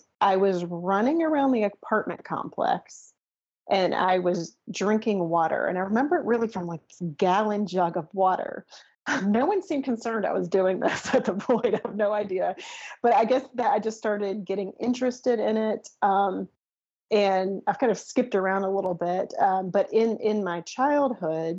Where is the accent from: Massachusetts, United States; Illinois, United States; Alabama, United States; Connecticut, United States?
Alabama, United States; Mobile; So I grew up in Mobile, Alabama, probably the hottest place on the planet